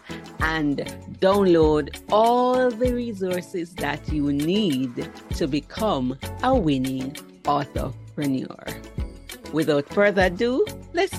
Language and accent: English; Saint Mary Parish, Jamaica; I'm from St. Mary's, so I'm a country girl